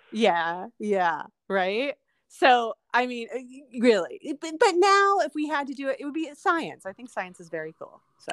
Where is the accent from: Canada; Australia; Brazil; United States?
United States; Windsor Heights; also born or lived in Waterbury Road neighborhood / Mexico; I grew up in Windsor Heights